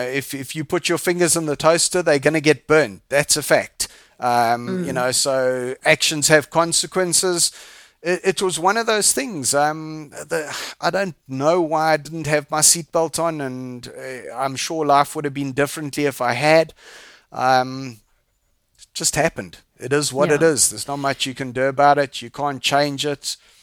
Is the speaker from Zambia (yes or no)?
yes; Zambia; also born or lived in England; now in South Africa; I was born overseas in England. I left when I was 4 and we moved to Zambia because my dad went and worked in Zambia on the mines. Mm-hmm. And we all moved to Zambia. And then in 1976, so it makes me very, very old.